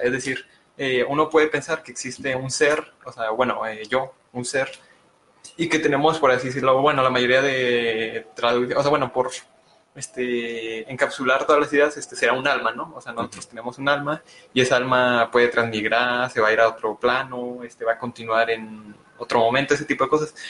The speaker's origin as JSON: {"language": "Spanish", "country": "Mexico", "said": "todos somos de aquí de México"}